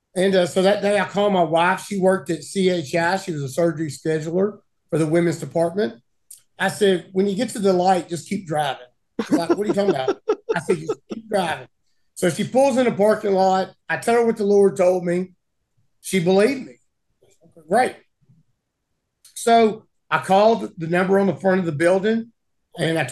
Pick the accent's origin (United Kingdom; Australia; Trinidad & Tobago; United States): United States; Arkansas; from my growing up here in Arkansas